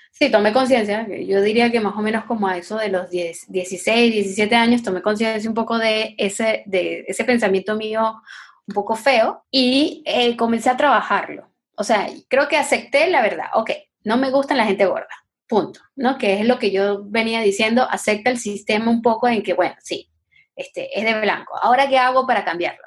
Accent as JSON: {"language": "Spanish", "country": "Venezuela", "moved": "yes", "said": "yo soy venezolana, yo soy gringa"}